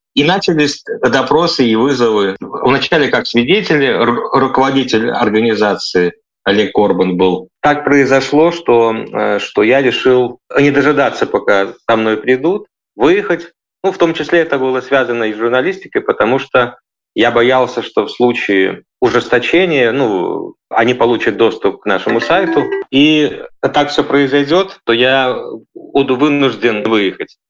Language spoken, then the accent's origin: Russian; Vitebsk, Vitebsk Region, Belarus; moved away as an adult; also born or lived in Ukraine; now in Germany; я из Витебска.